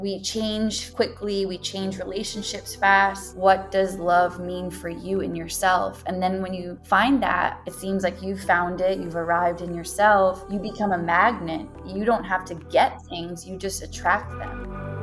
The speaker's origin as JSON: {"language": "English", "town": "New York City", "region": "New York", "country": "United States", "tie": "born or raised there", "said": "I was born in Greenwich Hospital, New York City. I was raised in the Bronx."}